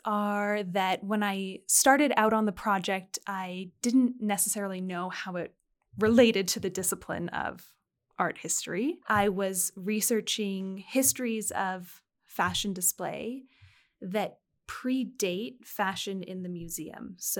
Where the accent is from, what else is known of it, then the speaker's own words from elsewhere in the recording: United Kingdom; now in France; I also found myself living in France as a British citizen when Brexit occurred.